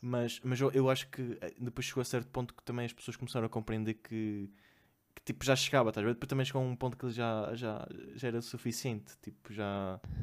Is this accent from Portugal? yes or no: yes; Vila Real, Norte, Portugal; accent: nortenho; now in Lisbon, Portugal; eu venho de Vila Real.